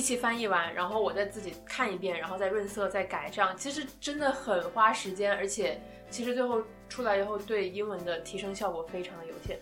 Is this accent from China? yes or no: yes; the South, southern China, China; moved away as an adult; now in London, United Kingdom; 我也是南方那种湿热